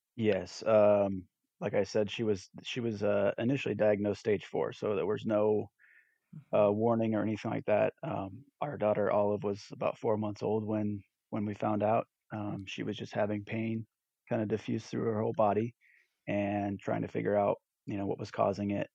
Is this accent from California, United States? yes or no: yes; Southern California, United States; moved away as an adult; also born or lived in Texas; now in East Texas, United States; I'm originally from Southern California and relocated to Texas in 2011